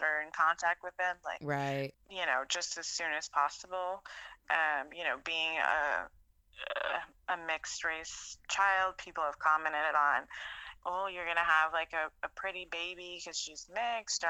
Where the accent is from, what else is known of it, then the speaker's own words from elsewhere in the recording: Texas, United States; now in Los Angeles, United States; where I grew up in Texas